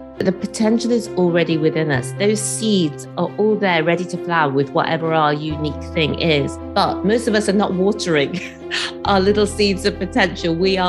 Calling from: Newport, Wales, United Kingdom; I'm coming to you today from Wales. I'm in Newport near Cardiff.

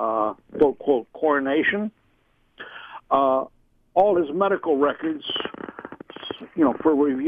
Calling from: Indianapolis, Indiana, United States; Oh, the Indianapolis, Indiana area.

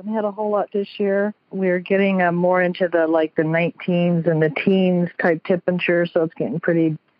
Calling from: South Portland, Maine, United States; I am calling from South Portland, Maine.

